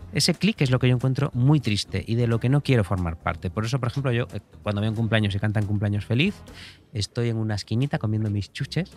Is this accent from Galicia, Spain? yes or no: yes; Galicia, Spain; como gallego que soy